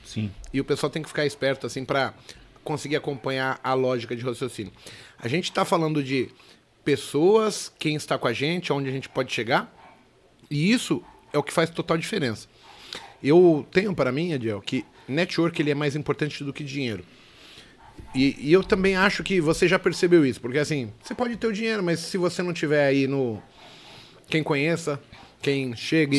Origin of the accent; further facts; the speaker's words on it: São Paulo, Brazil; Eu nasci no Hospital Vila Nova Cachoeirinha, zona norte de São Paulo